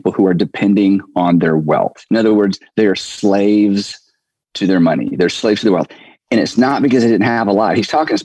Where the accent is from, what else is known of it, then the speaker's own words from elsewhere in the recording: United States; As an American male